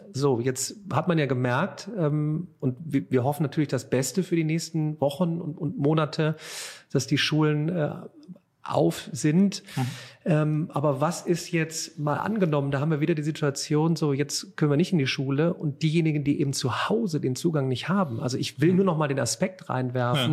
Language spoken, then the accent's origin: German; Remscheid, North Rhine-Westphalia, Germany; also born or lived in Cologne; in meiner Heimatstadt Remscheid